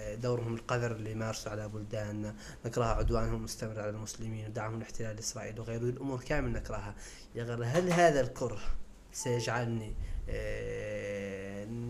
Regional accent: Mauritania; نحن عندنا في موريتانيا

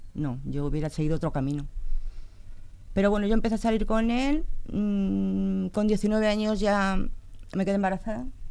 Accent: Leganés, Community of Madrid, Spain; yo nací en Madrid, y con tres años me vine aquí a Leganés

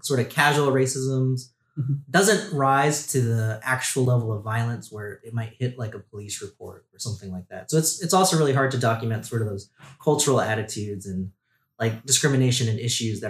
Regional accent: outside Long Beach, California, United States; moved away as an adult; now in Tennessee, United States; Yeah, I grew up right outside of Long Beach, California.

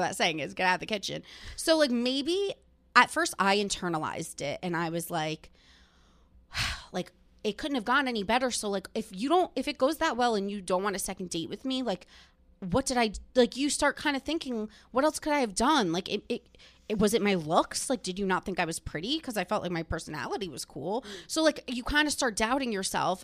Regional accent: New Jersey, United States; growing up in New Jersey and being Italian

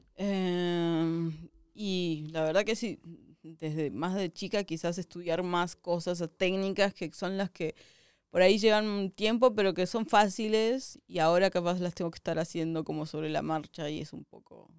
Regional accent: southern Argentina, Argentina; moved away; yo soy del sur de Argentina, que es como tipo ya lo, el fin del mundo

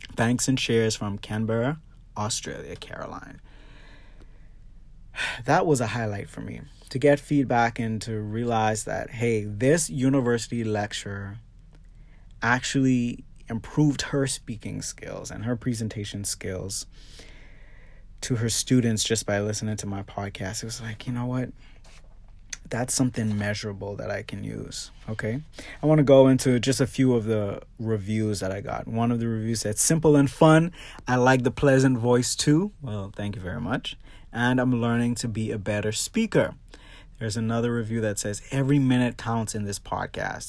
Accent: Bahamas; my hometown of the Bahamas

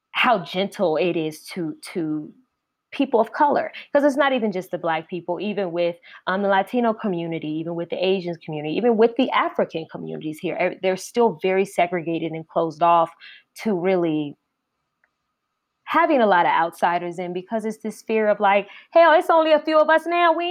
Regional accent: Richmond, Virginia, United States; Like even though I'm from Richmond, Virginia, and I love my hometown, but I'm I I don't really see myself moving back.

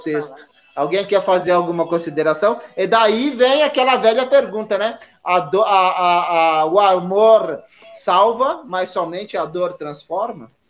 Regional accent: Taubaté, São Paulo, Brazil; Eu sou de Taubaté

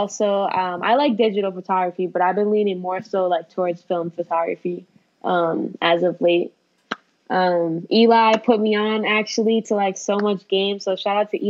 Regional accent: Boston, Massachusetts, United States; I'm born and raised in Boston

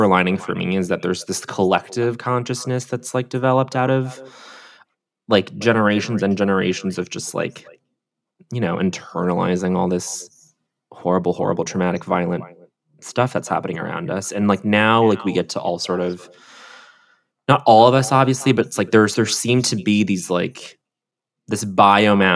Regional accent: Colorado, United States; I grew up in Colorado

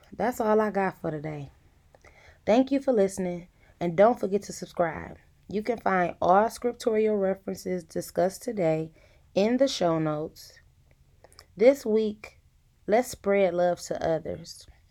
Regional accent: Detroit, Michigan, United States; I am from the east side of Detroit.

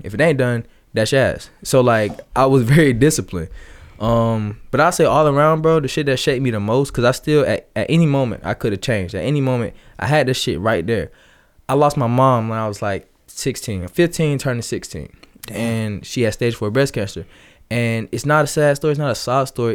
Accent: Atlanta area, Georgia, United States; born or raised there; also born or lived in Ellenwood, Georgia / Riverdale, Georgia

